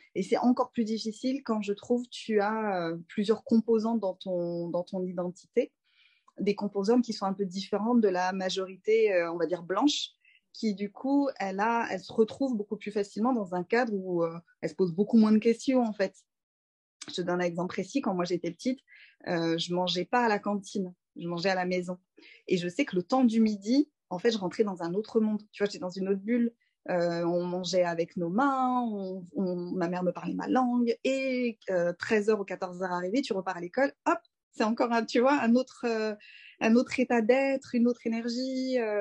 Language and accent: French; Sainte-Geneviève-des-Bois, Île-de-France, France; also born or lived in Paris; je suis née à Paris, dans le 14e, et j'ai grandi en banlieue parisienne dans le 91, à Sainte-Geneviève-des-Bois